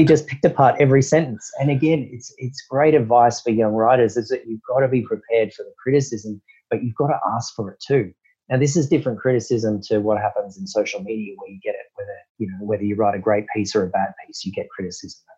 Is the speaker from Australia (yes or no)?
yes; Australia; also born or lived in London; being an Australian, in the late 90s